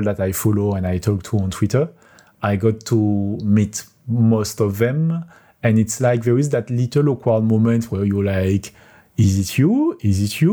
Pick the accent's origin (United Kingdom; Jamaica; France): France; accent: French; English is a second language; now in Kielce, Poland; my French accent